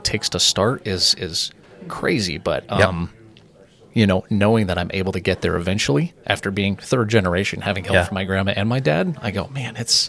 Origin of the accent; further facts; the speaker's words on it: Murrieta, California, United States; also born or lived in Wildomar / Temecula; So I'm born here. I'm 25 years old. I was just born up in Wildomar. So my parents lived in Murrieta. They still do for my entire life. Up until I got married, I didn't live outside of Murrieta.